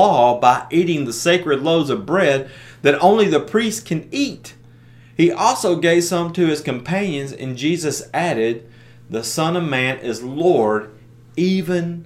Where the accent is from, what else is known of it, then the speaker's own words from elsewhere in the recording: United States; being American